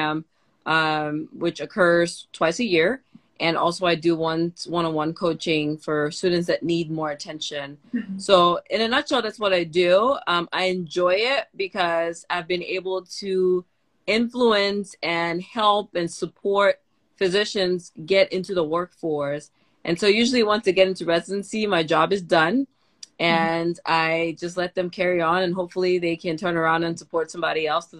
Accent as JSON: {"language": "English", "country": "Cameroon", "also_born_or_lived": "Curaçao", "moved": "yes", "lives_now": "Tennessee, United States", "said": "I'm an immigrant from Cameroon. I live currently in the state of Tennessee in the U.S."}